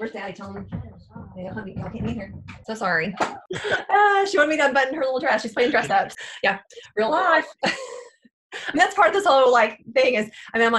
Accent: Clifton, Texas, United States; I grew up in Clifton, so I'm a Bosque County girl too.

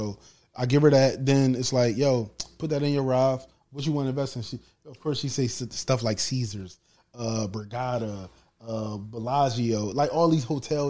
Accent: Chester, Pennsylvania, United States; I'm from Chester, PA, people. I'm from Chester, PA. I'm from Chester, PA. Born and raised.

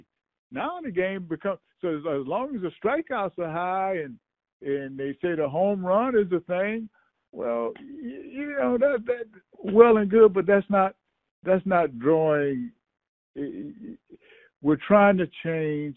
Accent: the South, United States; I'm from the South

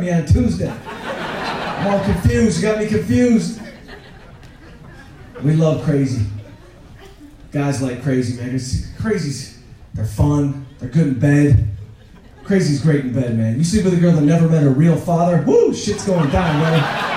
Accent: Detroit, Michigan, United States; I grew up outside Detroit

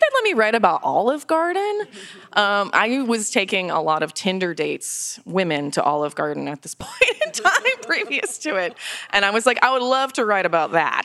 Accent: Florida, United States; I'm from Florida. I love Florida. I've lived there my whole life

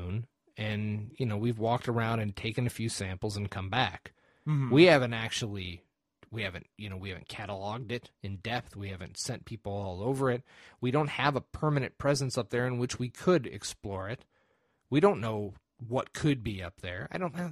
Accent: United States; I'm an American

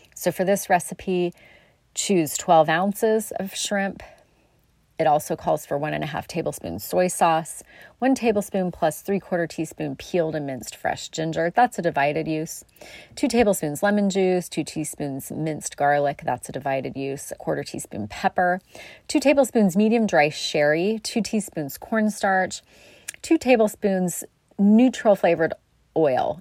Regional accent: South Coast, Oregon, United States; growing up on the South Coast

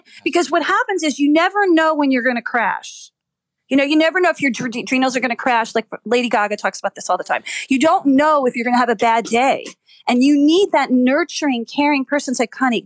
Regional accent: New Jersey, United States; I'm from Jersey

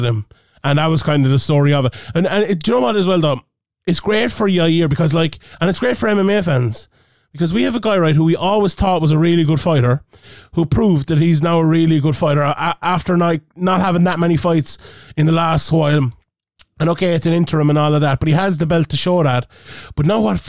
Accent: Ireland; we're Irish

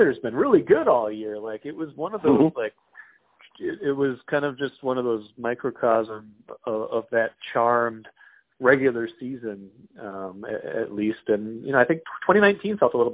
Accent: Grand Forks, North Dakota, United States; growing up in Grand Forks

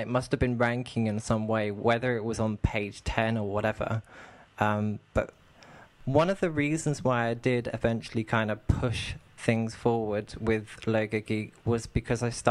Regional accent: United Kingdom; accent: southern; also born or lived in near London; now in Manchester, United Kingdom; Manchester, but I've actually got a southern accent, so my accent is very different to the people in this area

